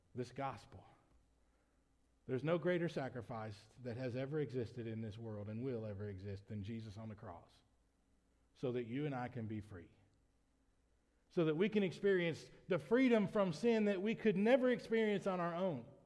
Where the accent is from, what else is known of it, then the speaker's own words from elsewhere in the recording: United States; as an American citizen